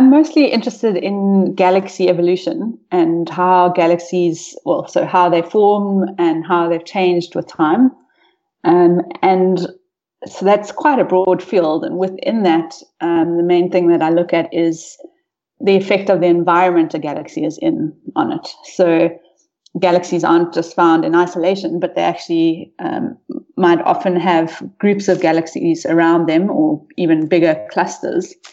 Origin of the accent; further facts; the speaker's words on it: Rustenburg, North West, South Africa; Um, I'm a South African. I grew up in the northwest province, um, mostly in Rustenburg, uh, but moved we moved around quite a bit when I was young.